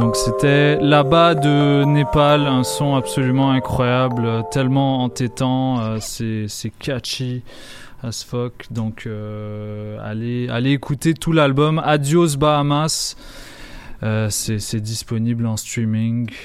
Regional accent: Lebanon; moved away; en tant que Libanais, euh, qui est très, très nostalgique de, mon récent passage au Liban

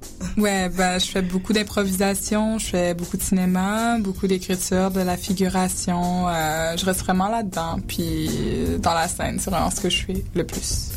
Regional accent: Quebec, Canada; j'ai été élevée ici au Québec

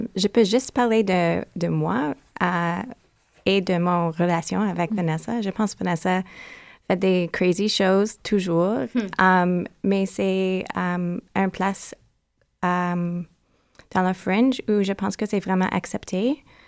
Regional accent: Toronto, Ontario, Canada; French is a second language; je viens de Toronto.

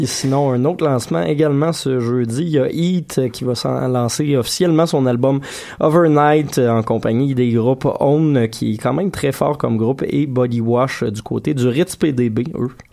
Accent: Saint-Hyacinthe, Quebec, Canada; now in Montreal, Canada; mon patelin natal de Saint-Hyacinthe

